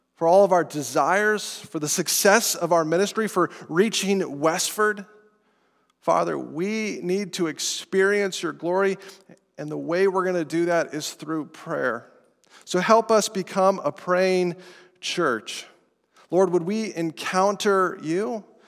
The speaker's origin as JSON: {"language": "English", "town": "Estes Park", "region": "Colorado", "country": "United States", "tie": "born or raised there", "said": "I'm from Colorado, from Estes Park, up near Rocky Mountain National Park"}